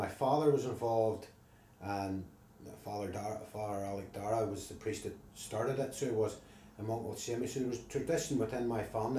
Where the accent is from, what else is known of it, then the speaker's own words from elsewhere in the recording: Ballymena, Northern Ireland, United Kingdom; also born or lived in London; I grew up in a state called the Derry Road, so it would have been this end of the town.